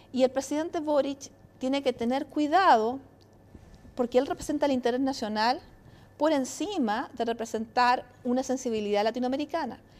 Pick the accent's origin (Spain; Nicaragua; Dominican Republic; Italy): Italy; Soy italiana